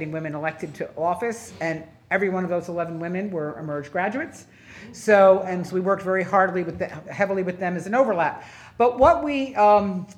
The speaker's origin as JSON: {"language": "English", "region": "New Jersey", "country": "United States", "tie": "born or raised there", "moved": "as an adult", "lives_now": "Virginia, United States", "said": "I grew up in New Jersey"}